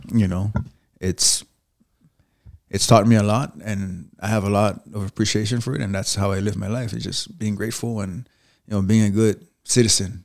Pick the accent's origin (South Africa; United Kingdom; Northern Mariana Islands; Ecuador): Northern Mariana Islands; Saipan; also born or lived in Spanaway, Washington; now in United States; I was born in Saipan.